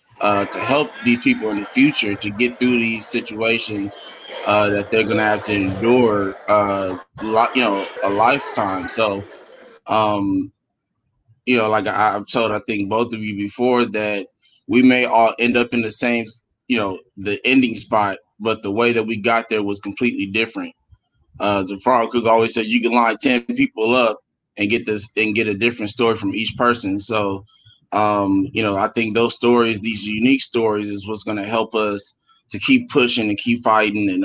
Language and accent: English; Los Angeles, California, United States; I'm from Los Angeles, California